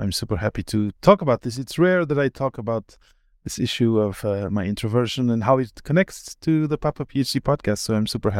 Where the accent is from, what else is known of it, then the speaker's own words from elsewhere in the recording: Portugal; moved away as an adult; also born or lived in Belgium; I grew up partly in Belgium until I was 8, and then in Portugal until after university.